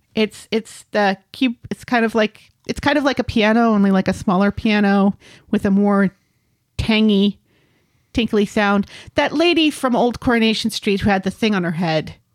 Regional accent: United States; as an American

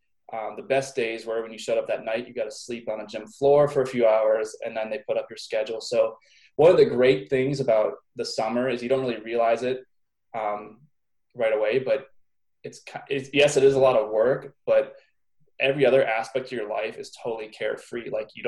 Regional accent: Pittsburgh, Pennsylvania, United States; Pittsburgh, Pennsylvania.

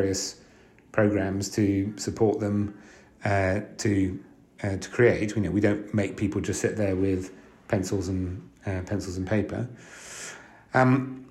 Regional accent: France; now in London, United Kingdom; I was born in London and then grew up for most of my life in France

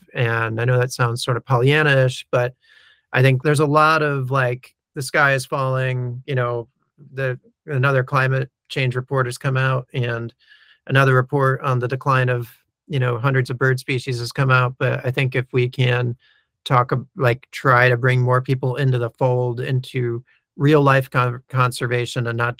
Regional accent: New York, United States; And when I was growing up in New York, we always had these sorts of birds around, or whatever it is.

